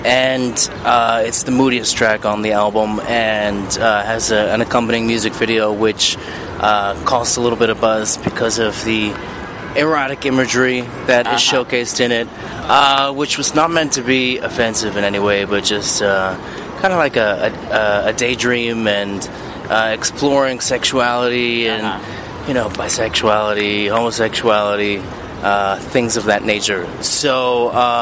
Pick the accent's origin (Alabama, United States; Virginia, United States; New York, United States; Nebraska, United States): New York, United States; New York City; moved away; born and raised in Bay Ridge, Brooklyn, which is South Brooklyn